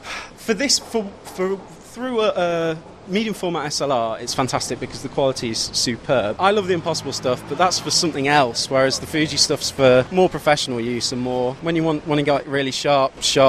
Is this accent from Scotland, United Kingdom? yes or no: no; Nottingham, East Midlands, United Kingdom; We probably won't be coming down to London because I'm from Nottingham, and we'll mainly be in Nottingham, probably play a few venues up there.